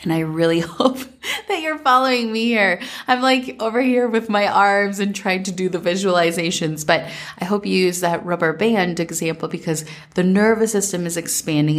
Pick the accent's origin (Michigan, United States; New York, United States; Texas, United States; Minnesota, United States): Minnesota, United States; growing up in Minnesota